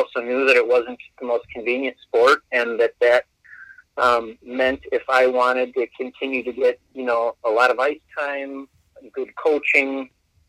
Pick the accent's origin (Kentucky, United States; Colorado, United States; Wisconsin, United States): Wisconsin, United States; Verona; I'm from Verona